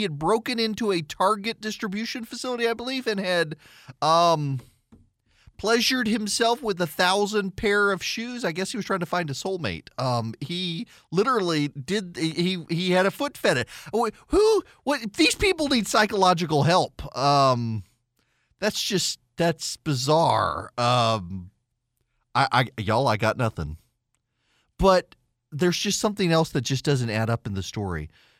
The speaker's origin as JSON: {"language": "English", "region": "South Carolina", "country": "United States", "said": "That's the Australian one, not me. I'm from South Carolina."}